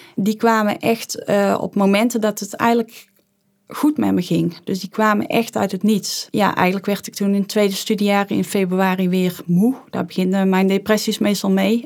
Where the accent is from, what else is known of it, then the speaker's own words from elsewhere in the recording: Tilburg, North Brabant, Netherlands; ik kom uit Tilburg